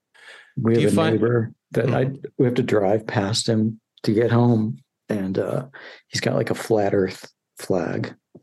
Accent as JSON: {"language": "English", "town": "Chicago", "region": "Illinois", "country": "United States", "said": "I'm from Chicago, yeah."}